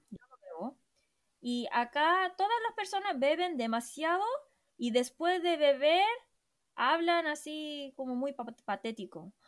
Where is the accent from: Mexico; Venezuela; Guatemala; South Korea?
South Korea